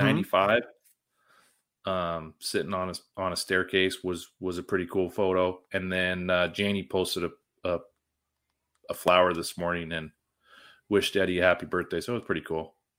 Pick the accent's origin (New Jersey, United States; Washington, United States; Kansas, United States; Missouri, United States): Washington, United States; Vancouver; I was born in Vancouver, Washington, not Vancouver, Canada